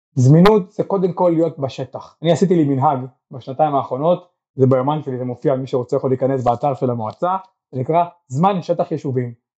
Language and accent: Hebrew; Eshkol Regional Council, Southern District, Israel; גם אני גדלתי פה, גרתי פה